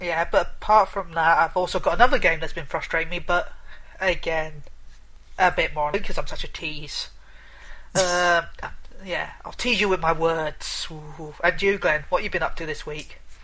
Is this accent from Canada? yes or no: no; United Kingdom; I'm British